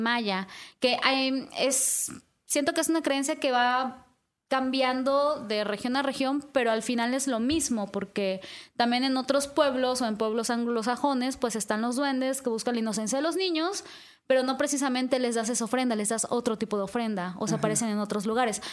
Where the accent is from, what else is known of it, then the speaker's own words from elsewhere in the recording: Yucatán Peninsula, Mexico; moved away; also born or lived in northern Veracruz; al menos de donde yo soy, que es la península de Yucatán, eso sí es muy común. O sea, como que desde niños nos platican historias de, los duendes.